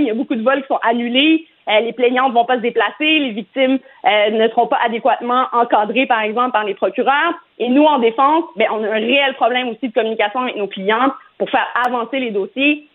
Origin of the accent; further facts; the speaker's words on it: Morocco; je suis marocaine